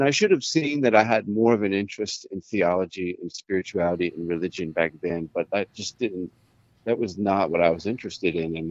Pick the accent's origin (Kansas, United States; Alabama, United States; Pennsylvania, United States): Alabama, United States; Auburn; now in San Antonio, United States; I grew up in Auburn, Alabama.